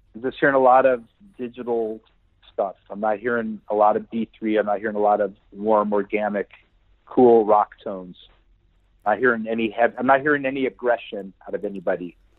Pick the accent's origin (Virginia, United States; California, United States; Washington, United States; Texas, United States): California, United States; Santa Cruz; moved away as an adult; also born or lived in Los Angeles; I was in my hometown in in Santa Cruz